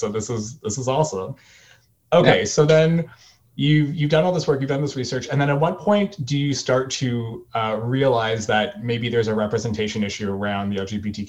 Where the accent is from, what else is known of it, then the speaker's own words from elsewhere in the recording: Toronto, Ontario, Canada; right now I'm in Toronto. I was born and raised here. So I'm from the Great Lakes area.